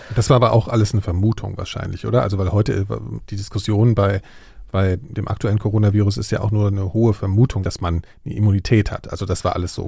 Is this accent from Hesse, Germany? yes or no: yes; Frankfurt am Main, Hesse, Germany; Ich komme ja aus Frankfurt am Main